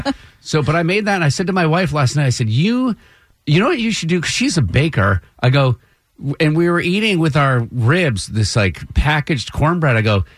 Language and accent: English; Vermont, United States; moved away as an adult; also born or lived in Tulsa, Oklahoma; now in Atlanta, United States; I am not originally from the South, right? I'm from Vermont. It's not my fault I was born there. I love it here. I've been here for now 6 years. Before that, in Tulsa, Oklahoma for two.